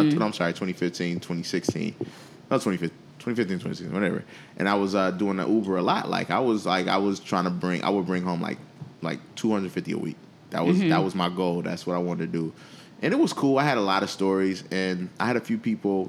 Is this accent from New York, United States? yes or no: yes; Buffalo, New York, United States; Buffalo, my hometown.